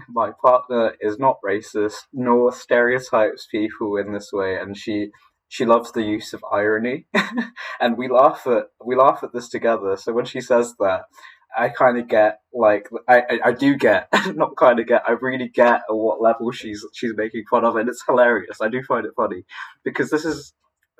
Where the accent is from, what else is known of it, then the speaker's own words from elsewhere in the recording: Poole, South West England, United Kingdom; also born or lived in Philippines; I came over to England as a Filipino with my mum when I was 7, and I got my British citizenship when I was around 10